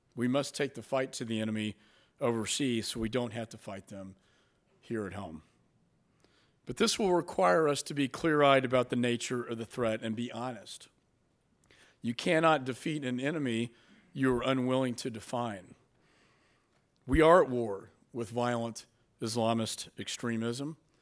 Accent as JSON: {"language": "English", "region": "Texas", "country": "United States", "tie": "born or raised there", "also_born_or_lived": "Dallas, Texas", "said": "I'm from Texas"}